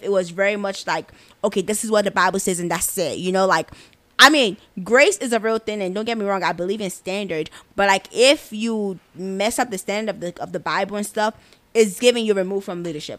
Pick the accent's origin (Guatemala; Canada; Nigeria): Nigeria; I am Nigerian, the best country in Africa